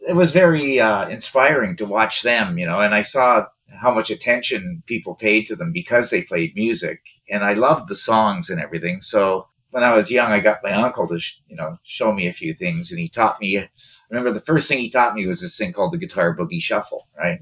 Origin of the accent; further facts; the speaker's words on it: East Coast, Canada; I'm from the East Coast, and you know, being from the East Coast, uh, my mother had five brothers